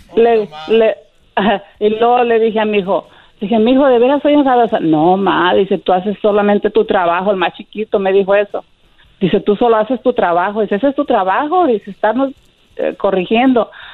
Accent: Bahía de Banderas, Nayarit, Mexico; Yo soy de Nayarit, pegadito a Puerto Vallarta

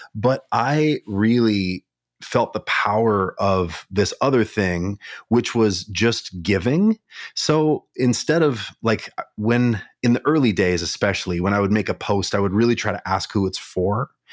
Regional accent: Kalispell, Montana, United States; now in Minneapolis, United States; I grew up in Montana, mm-hmm. small town in Montana called Kalispell

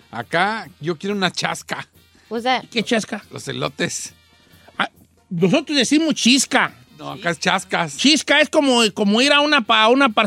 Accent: San José de la Paz, Jalisco, Mexico; Eh, soy de San José de la Paz, Jalisco.

